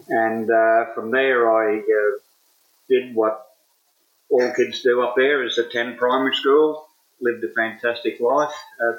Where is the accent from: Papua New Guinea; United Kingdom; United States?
Papua New Guinea; Rabaul, East New Britain; now in Western Australia, Australia; I was born in Rabaul in New Guinea on the island of New Britain in 1949.